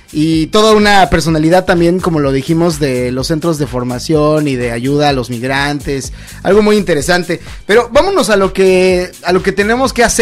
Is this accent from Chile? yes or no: no; Mexico; yo soy mexicano y en México tenemos clases